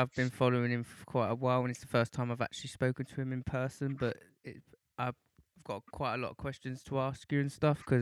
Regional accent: London, United Kingdom; I'm from East London, and so I come from a very grimy background

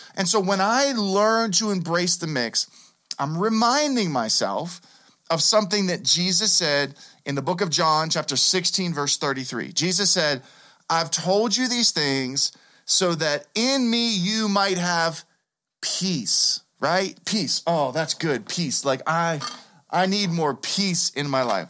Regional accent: Pittsburgh, Pennsylvania, United States; I grew up here in Pittsburgh.

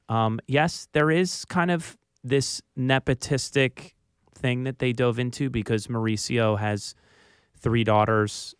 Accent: Philadelphia, Pennsylvania, United States; accent: Philly; moved away; I was from Philly

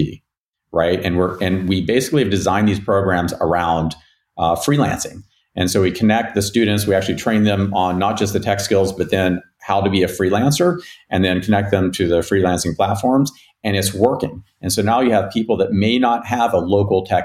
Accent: West Virginia, United States; moved away; where I grew up in West Virginia

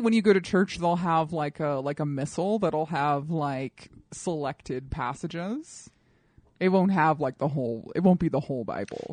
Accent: Colorado Springs, Colorado, United States; moved away; grow up in the suburbs, especially in the suburbs of Colorado Springs

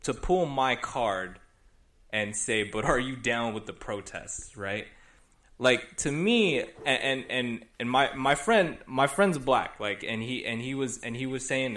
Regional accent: Los Angeles, California, United States; as a Filipino kid growing up in LA suburbs

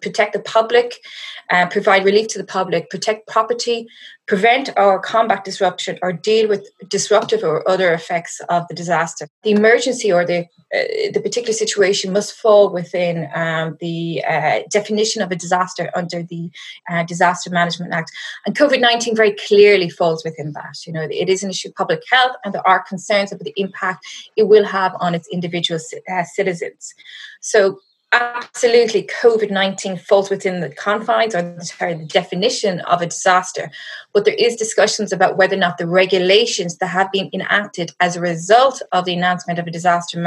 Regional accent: west of Ireland, Ireland; moved away as an adult; now in South Africa; you'll hear from my accent. I am not from South Africa. I'm currently hiding out in my parents' house in the west of Ireland.

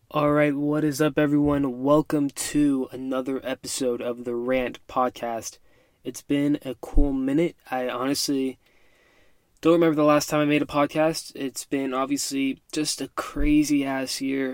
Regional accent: United States; I'm a first generation Mexican American. Mom and dad both born and raised in Mexico, both immigrated to the US

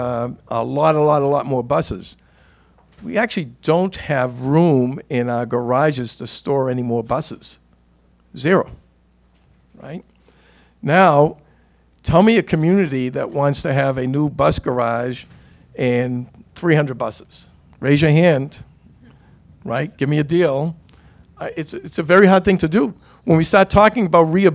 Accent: Boston, Massachusetts, United States; a poor kid growing up in East Boston

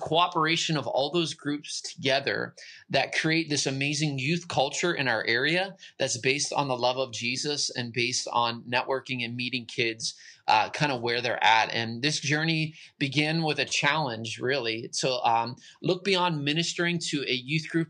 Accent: Pittsburgh, Pennsylvania, United States; moved away as an adult; now in central Pennsylvania, United States; I'm originally from Pittsburgh. So I'm from the great city of Pittsburgh

